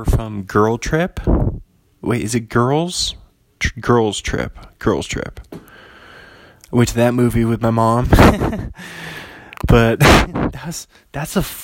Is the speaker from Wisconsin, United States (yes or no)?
no; Bothell, Washington, United States; pretty close to my hometown, only about 45 minutes from Bothell.